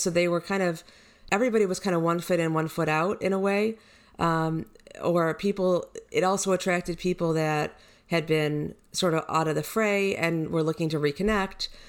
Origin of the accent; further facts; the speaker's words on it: Detroit, Michigan, United States; moved away as an adult; also born or lived in Miami / Houston; I was born in Detroit. I grew up there, went to high school and graduated